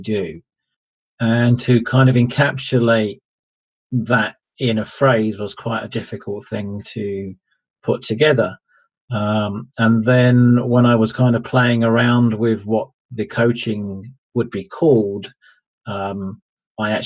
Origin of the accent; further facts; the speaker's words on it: Ilford, London, United Kingdom; moved away as an adult; also born or lived in Essex; I grew up in a place called Ilford, which is in East London and on the Essex